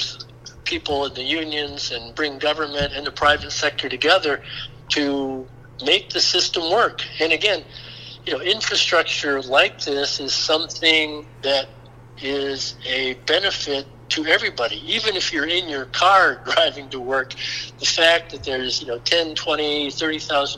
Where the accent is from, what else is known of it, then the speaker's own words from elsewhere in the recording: Dade County, Florida, United States; I was from Dade County